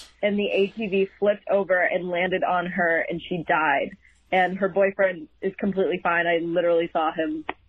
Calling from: Boston, Massachusetts, United States; I'm calling from Boston, Massachusetts.

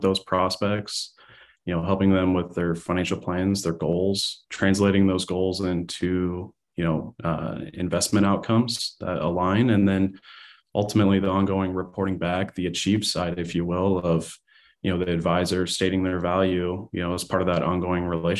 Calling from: Omaha, Nebraska, United States; Beautiful Omaha, Nebraska. So September is a fantastic month here in Nebraska.

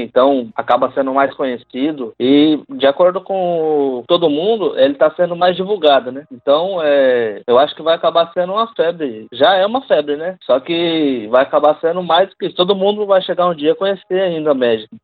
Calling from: Caraguatatuba, São Paulo, Brazil; eu falo de Caraguá, aqui em casa

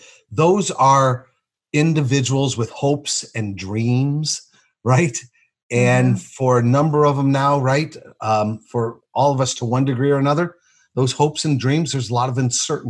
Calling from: Barrington, Illinois, United States; Well, I'm in my office in Barrington, Illinois, outside of Chicago.

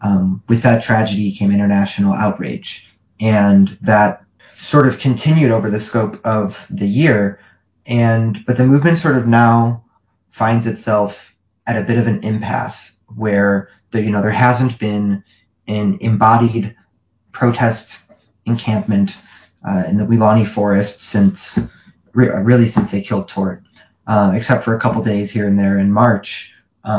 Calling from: Midwest, United States

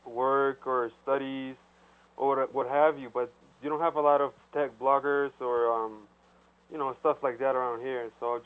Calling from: Bogota, Colombia; I'm tuning in from Bogota, Colombia.

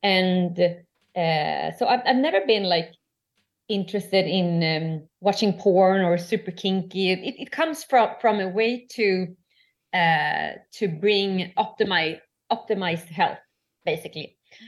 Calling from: Stockholm, Stockholm County, Sweden; English is a second language; I'm joining you from Stockholm, Sweden.

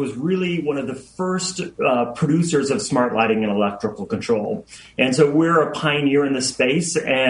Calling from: Seattle, Washington, United States; The beautiful Seattle, Washington.

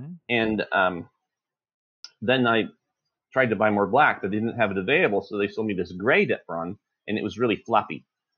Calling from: Lorena, Texas, United States; Lorena, Texas.

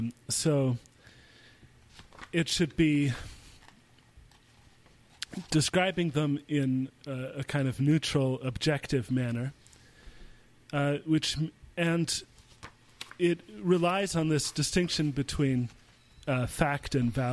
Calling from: Austria; since I'm calling in from Austria

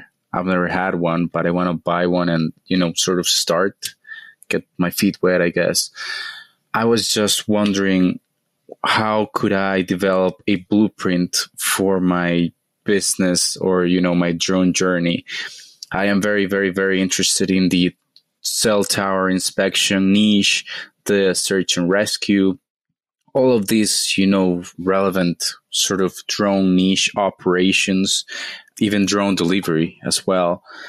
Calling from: Costa Rica; This is … here, and I'm reaching out from Costa Rica.

